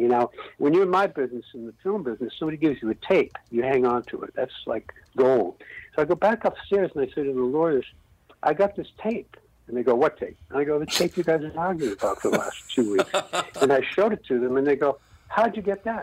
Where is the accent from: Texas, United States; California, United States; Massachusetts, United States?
Massachusetts, United States; Wellesley; I grew up in Wellesley, Massachusetts